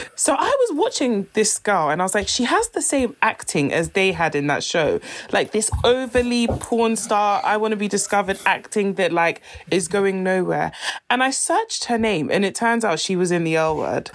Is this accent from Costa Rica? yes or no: no; Nigeria; if I wasn't Nigerian